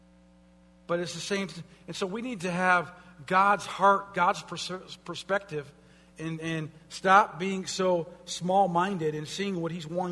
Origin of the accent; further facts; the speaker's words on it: United States